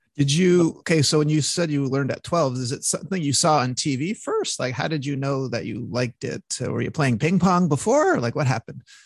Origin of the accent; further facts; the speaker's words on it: Montreal, Quebec, Canada; from Montreal, my hometown